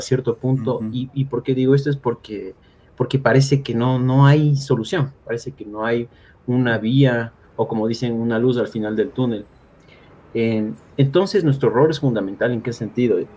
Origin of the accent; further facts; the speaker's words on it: Ecuador; como ecuatorianos, como ciudadanos